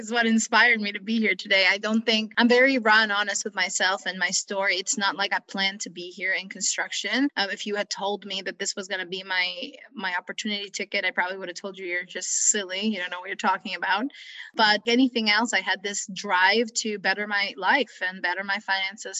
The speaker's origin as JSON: {"language": "English", "town": "Tirana", "region": "Tirana County", "country": "Albania", "tie": "born or raised there", "also_born_or_lived": "Vlorë, Albania", "second_language": "English", "moved": "yes", "lives_now": "United States", "said": "I was born in Vlora, Albania, but I grew up in Tirana, Albania because my mom was a doctor"}